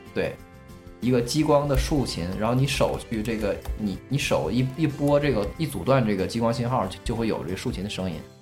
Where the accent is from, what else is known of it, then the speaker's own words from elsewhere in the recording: China; 因为建国之后咱们国家是完美的